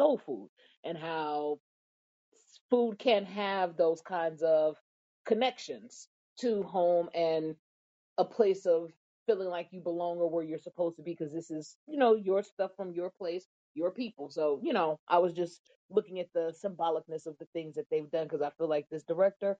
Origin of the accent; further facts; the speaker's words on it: St. Louis, Missouri, United States; moved away; I'm from St. Louis